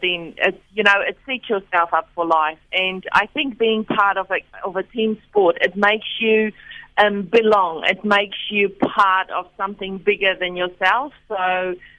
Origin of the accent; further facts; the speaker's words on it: South Africa; moved away as an adult; now in Wellington, New Zealand; growing up in South Africa, I played cricket when I was at school